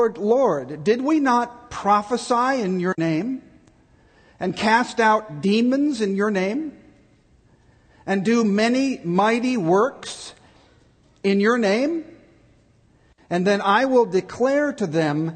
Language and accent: English; Chicago, Illinois, United States; moved away; also born or lived in Texas; I grew up in Chicago, and my dad took me to see the Cubs all the time